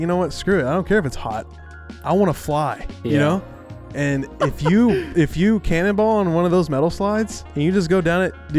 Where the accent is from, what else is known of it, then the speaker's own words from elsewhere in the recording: Texas, United States; I'm from Texas